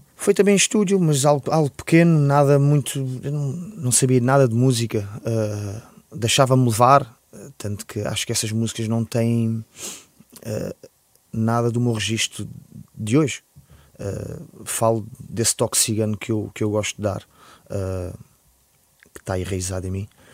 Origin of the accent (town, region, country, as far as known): Lisbon, Portugal; born or raised there